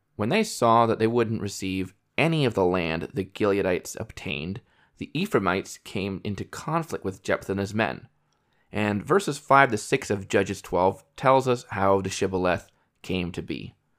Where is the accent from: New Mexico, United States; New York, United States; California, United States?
New York, United States; moved away; I was born and raised in New York State